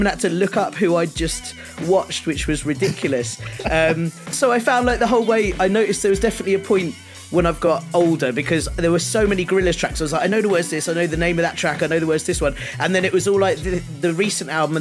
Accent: London, United Kingdom; I grew up in North London.

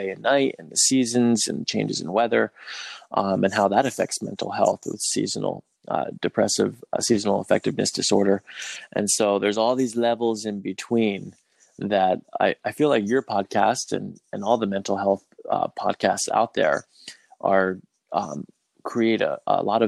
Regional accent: United States; as a white person, then having growing up in America

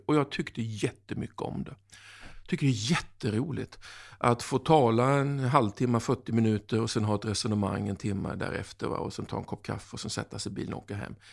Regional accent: Oskarshamn, Kalmar County, Sweden; moved away as an adult; now in South Africa; min hemkommun Oskarshamn

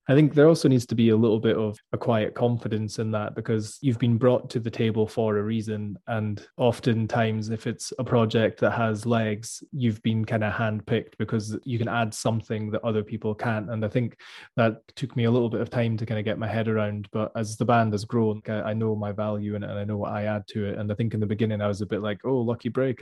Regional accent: Scotland, United Kingdom

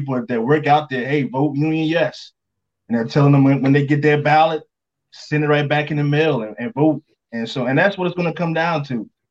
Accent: North Carolina, United States; So I'm from North Carolina, born and raised there.

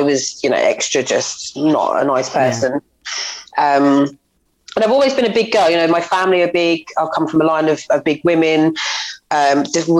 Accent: Woodbridge, East of England, United Kingdom; I grew up in just outside of Ipswich in Woodbridge

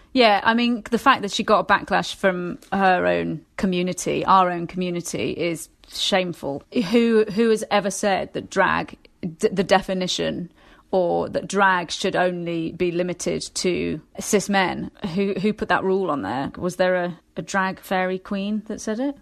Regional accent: West Midlands, United Kingdom; I'm from the West Midlands as well

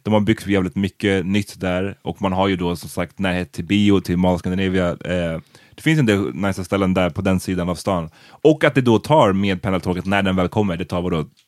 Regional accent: Stockholm, Stockholm County, Sweden; det är där jag är född och uppvuxen

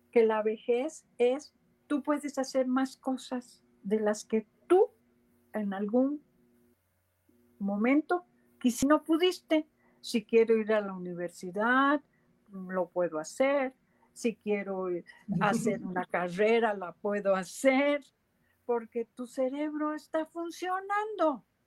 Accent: San José, Costa Rica; yo soy costarricense y me crié en San José de Costa Rica

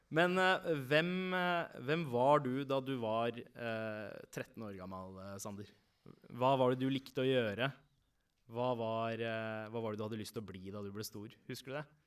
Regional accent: Oslo, Norway; alle vi fire vi har vokst opp uh, på Søndre Nordstrand

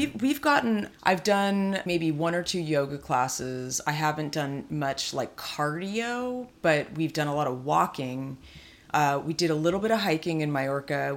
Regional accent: California, United States; being a California girl

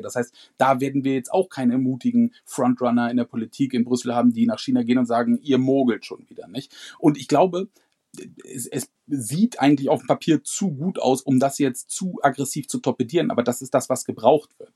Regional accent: Germany; bei uns in Deutschland

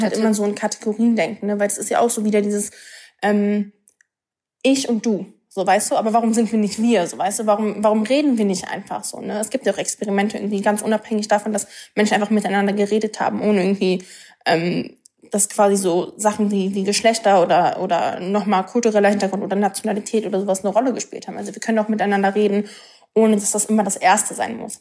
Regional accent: Berlin, Germany; Ich bin, ich bin in Berlin geboren, so, ne? Ich, ich bin Deutsche.

